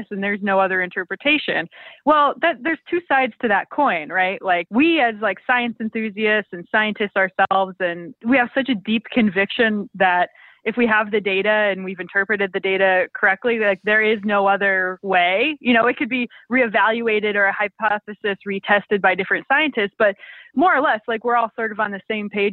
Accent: Rapid City, South Dakota, United States; I'm from Rapid City, South Dakota

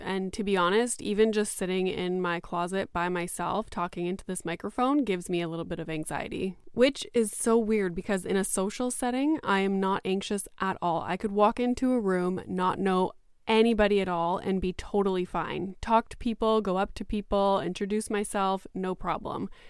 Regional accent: Canada; also born or lived in Greater Toronto Area; I am Canadian.

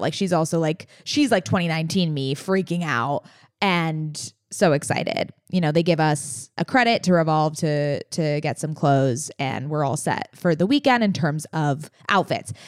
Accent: San Diego, California, United States; I grew up with Naomi in San Diego

